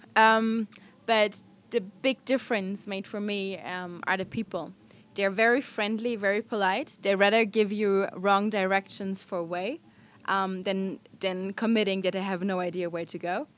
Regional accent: Germany; I'm from Germany, a traveler.

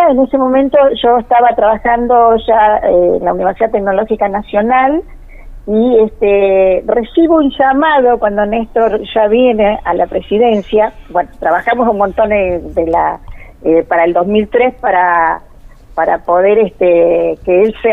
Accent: Río Gallegos, Santa Cruz, Argentina; born there; Yo soy nacida en Río Gallego

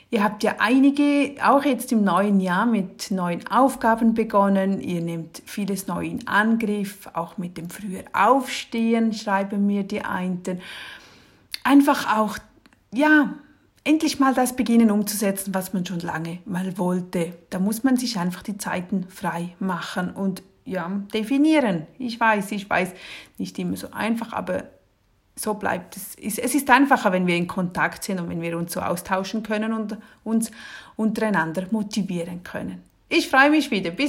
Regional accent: Switzerland; Und ich als Schweizerin, ja, was habe ich auch noch das gesamte Regal voll mit Betty Bossi Kochbüchern.

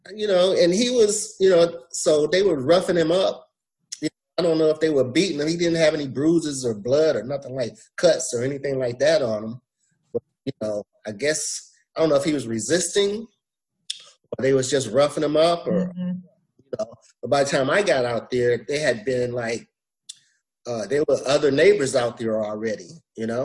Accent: Flint, Michigan, United States; also born or lived in Alabama; I was raised in Michigan, in Flint, Michigan

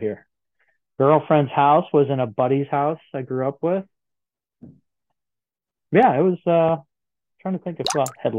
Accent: Lake Forest, Illinois, United States; we're from Lake Forest.

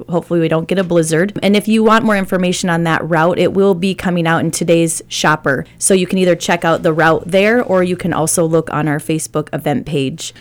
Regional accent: Iowa, United States; moved away; I was born and raised in Iowa

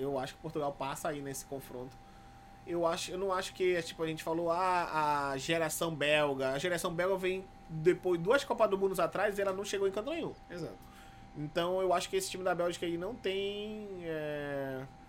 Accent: Brazil; eu sou brasileiro

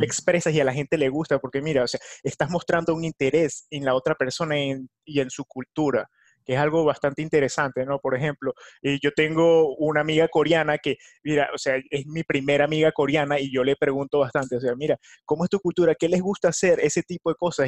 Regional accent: Venezuela; now in United States; en mi país Venezuela

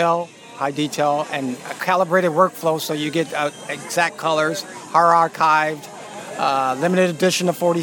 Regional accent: Rochester Hills, Michigan, United States; moved away as an adult; now in Indiana, United States; Okay, I grew up in Michigan, about an hour outside of Detroit, Rochester Hills, Michigan. I moved to Indiana probably about 15, 16 years ago

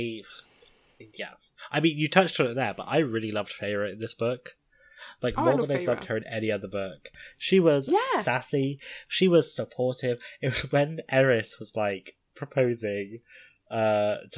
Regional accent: Dartmoor, South West England, United Kingdom; I grew up near Dartmoor

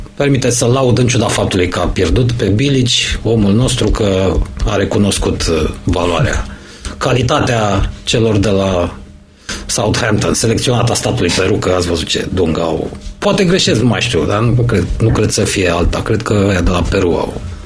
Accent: Romania; suntem români

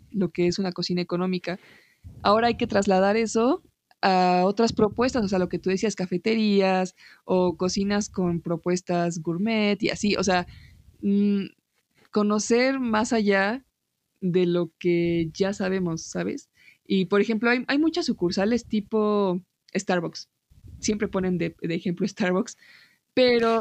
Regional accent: Mexico; tú y yo somos de México

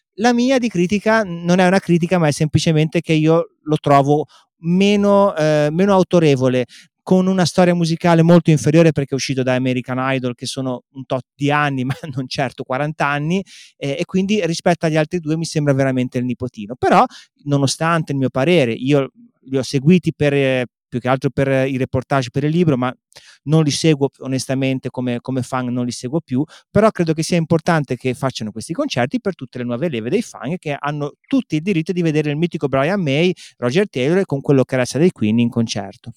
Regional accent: Genoa, Liguria, Italy; io sono genovese

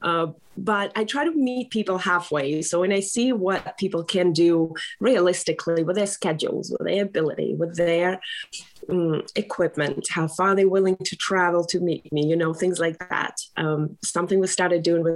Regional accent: Russia; moved away as an adult; now in Newport, United States; I moved here from Russia, born and raised in Russia

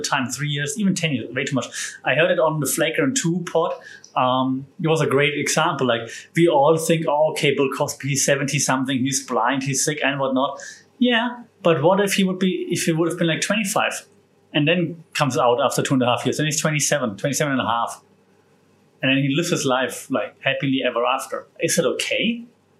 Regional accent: Germany; moved away; my home country of Germany

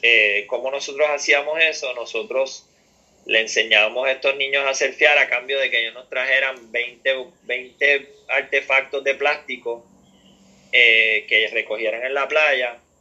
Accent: Puerto Rico; lo que nosotros podíamos hacer como puertorriqueños

